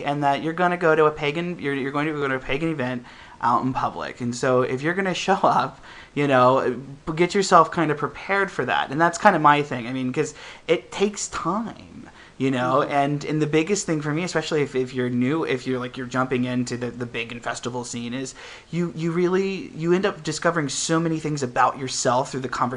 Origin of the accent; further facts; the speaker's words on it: Midwest, United States; also born or lived in Ohio; now in San Francisco, United States; growing up in the Midwest